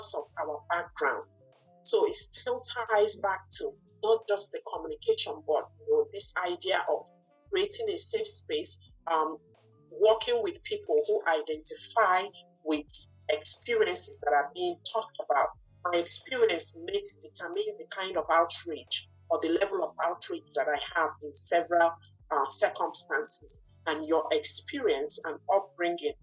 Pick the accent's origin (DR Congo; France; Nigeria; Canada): Nigeria; English is a second language; moved away as an adult; now in Bangor, United States; I did not grow up here. I grew up in Nigeria